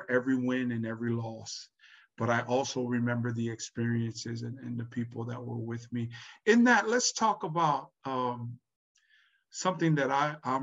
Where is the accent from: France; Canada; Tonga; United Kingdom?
Tonga; now in Hawaii, United States; I was born in Tonga, and then my wife was born here